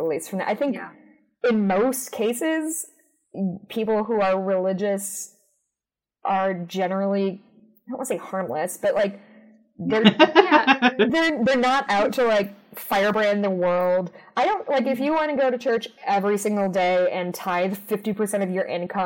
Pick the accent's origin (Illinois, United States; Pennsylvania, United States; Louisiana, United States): Illinois, United States; Chicago; I grew up in the suburbs of Chicago